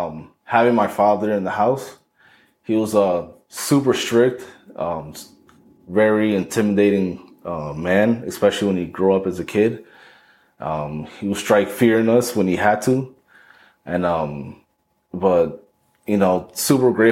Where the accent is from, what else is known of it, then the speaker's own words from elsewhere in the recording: Paterson, New Jersey, United States; I'm originally from Paterson, New Jersey.